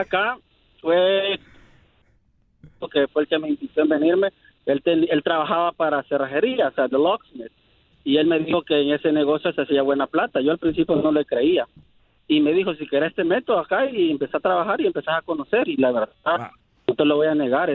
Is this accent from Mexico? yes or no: no; El Salvador; moved away as an adult; now in United States; Yo soy del Salvador. Vine a este país hace 10 años huyendo de las pandillas